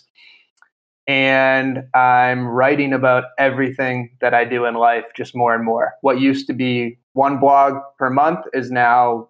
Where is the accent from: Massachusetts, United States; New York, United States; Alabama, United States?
Massachusetts, United States; Boston; moved away as an adult; also born or lived in Italy; So I grew up in Boston, Massachusetts